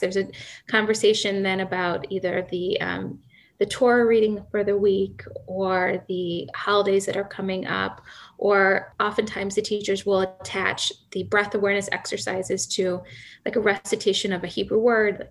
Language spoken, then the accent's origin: English; Akron, Ohio, United States; I grew up in Akron, Ohio